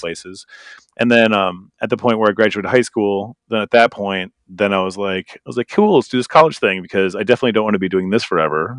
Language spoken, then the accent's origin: English; Green Bay, Wisconsin, United States; moved away; also born or lived in Minnesota; I'm from Green Bay, Wisconsin, so basically eastern Wisconsin